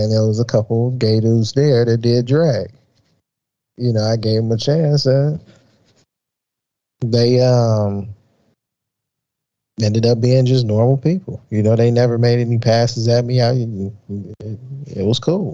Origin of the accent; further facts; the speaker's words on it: Chicago, Illinois, United States; growing up in South Side of Chicago